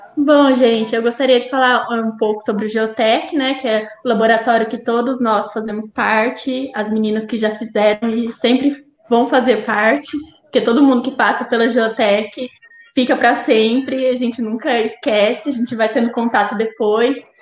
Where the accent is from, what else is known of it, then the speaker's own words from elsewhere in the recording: Olímpia, São Paulo, Brazil; eu nasci em Olímpia, e lá tinha a fábrica de cana